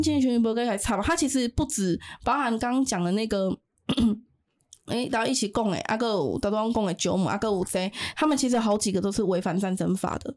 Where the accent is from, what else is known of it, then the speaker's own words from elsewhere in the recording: Taiwan; first language Taiwanese Hokkien; 我们在介绍我们自己是从台湾来的时候